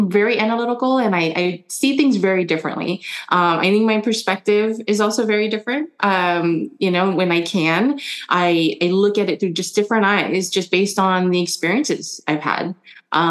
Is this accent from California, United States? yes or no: yes; San Francisco, California, United States; first language German; English is a second language; also born or lived in Germany / Indonesia; when I moved here to the US, San Francisco, I was 6 and I didn't know any English